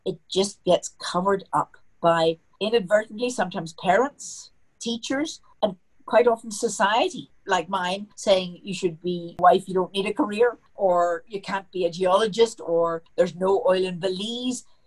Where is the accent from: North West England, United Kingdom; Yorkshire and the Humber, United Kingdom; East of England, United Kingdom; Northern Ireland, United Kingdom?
Northern Ireland, United Kingdom; Belfast; moved away as an adult; now in Denver, United States; I'm from Belfast, and um, that's in Ireland.